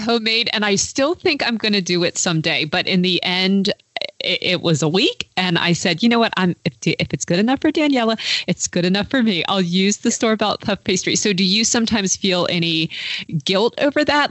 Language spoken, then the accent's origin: English; United States; as an American